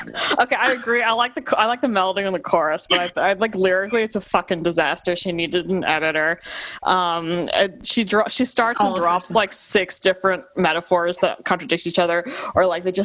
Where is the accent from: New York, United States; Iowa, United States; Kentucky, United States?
Kentucky, United States; Western; growing up in Western Kentucky